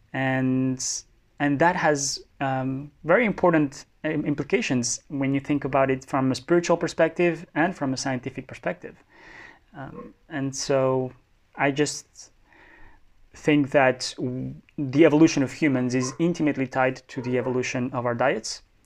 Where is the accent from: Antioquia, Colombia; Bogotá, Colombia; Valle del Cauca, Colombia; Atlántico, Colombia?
Bogotá, Colombia; Bogota, Colombia; moved away as an adult; also born or lived in France; I was born in France, but grew up mostly in Bogota.